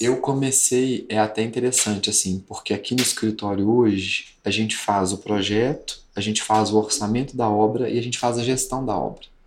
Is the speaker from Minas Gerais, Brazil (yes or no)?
yes; Congonhas, Minas Gerais, Brazil; moved away as an adult; eu sou de Congonhas e vim morar aqui com os 18 anos